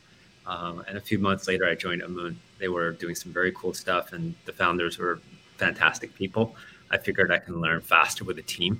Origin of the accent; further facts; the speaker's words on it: Australia; moved away as an adult; also born or lived in Silicon Valley; I grew up in Australia and moved to Silicon Valley to work for them